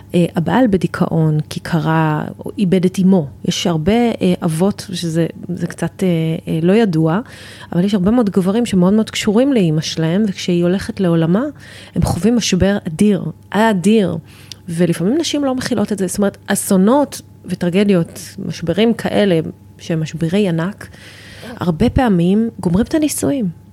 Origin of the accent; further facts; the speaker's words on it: Tel Aviv, Tel Aviv District, Israel; moved away as an adult; now in Ramat HaSharon, Israel; אני הייתי ילדה תל אביבית, גדלתי בתל אביב